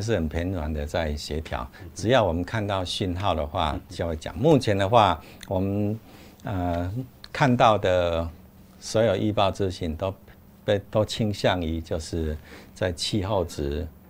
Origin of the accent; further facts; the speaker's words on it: Taiwan; 我们台湾这边